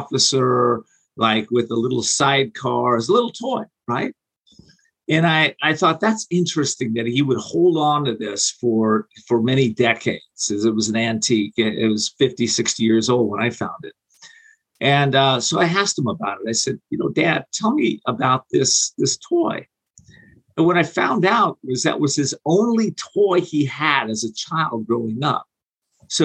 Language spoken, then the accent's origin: English; Whittier, California, United States; Whittier, California is where I grew up. For about 21 years, a little suburb of Los Angeles.